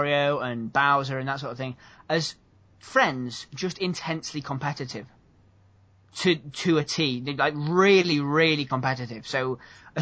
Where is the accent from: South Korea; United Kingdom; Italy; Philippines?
United Kingdom; England; we're English.